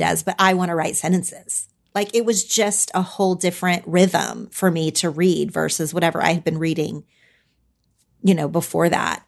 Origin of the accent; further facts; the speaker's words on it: Oklahoma, United States; moved away as an adult; now in Los Angeles, United States; I'm from Oklahoma, but I live in Los Angeles